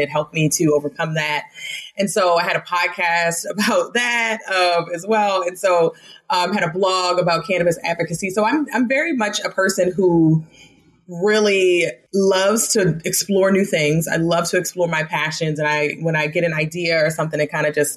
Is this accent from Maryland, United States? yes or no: yes; Baltimore, Maryland, United States; moved away as an adult; also born or lived in Las Vegas, Nevada; I am born and raised in Baltimore, Maryland